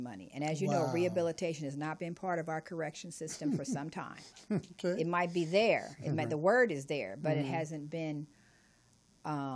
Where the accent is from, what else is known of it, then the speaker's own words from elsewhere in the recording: Los Angeles, California, United States; I grew up in South Central